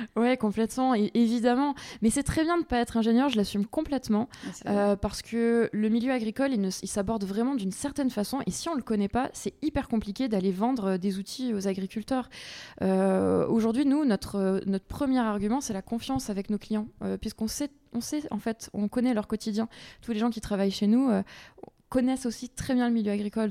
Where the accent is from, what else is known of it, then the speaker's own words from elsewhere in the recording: Aix region, Provence-Alpes-Côte d'Azur, France; also born or lived in Paris; je suis originaire de la région d'Aix. D'accord. Donc j'ai grandi ici, euh, à la campagne